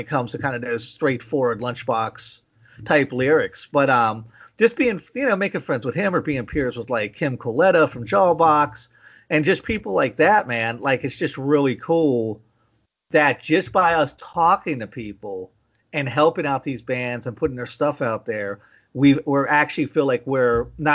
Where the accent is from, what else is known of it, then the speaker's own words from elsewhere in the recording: McKeesport, Pennsylvania, United States; now in Tennessee, United States; I grew up in McKeesport